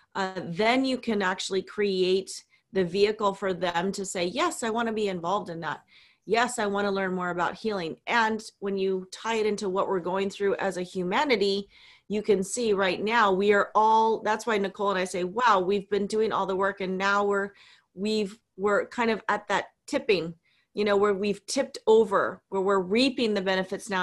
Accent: Hawaii, United States; we were raised in Hawaii

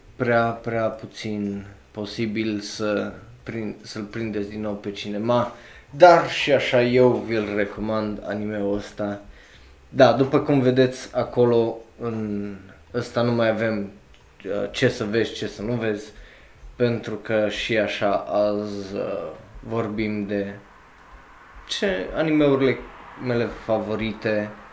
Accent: Romania; ca român

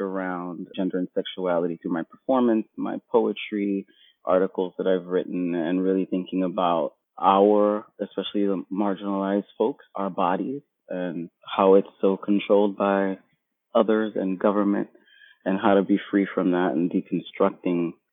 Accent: New York City, New York, United States; I was born and raised in Brooklyn, Bed-Stuy, New York

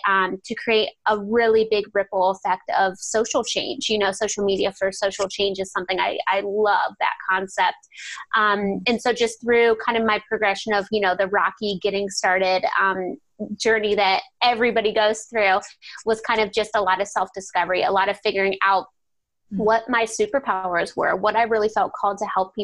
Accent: Ohio, United States; I'm from Ohio, and I live about 10 minutes out of the town I grew up

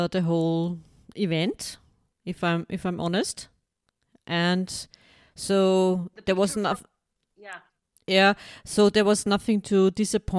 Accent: Austria; I'm from Austria

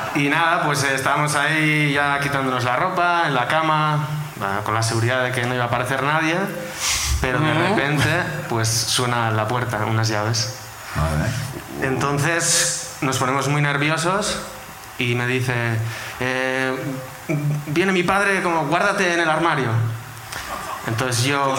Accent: Basque Country, Spain; soy de Álava

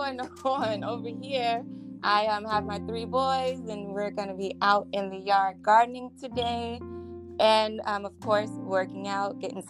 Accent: Covington, Conyers, Stone Mountain area, Georgia, United States; also born or lived in Atlanta, Georgia; I was born in Atlanta, but I spent a lot of my childhood growing up on the east side, further down Covington, Conyers, Stone Mountain area.

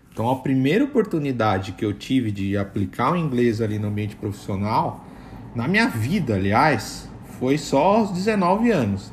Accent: Brazil; accent: Brazilian; eu tenho sotaque de brasileiro

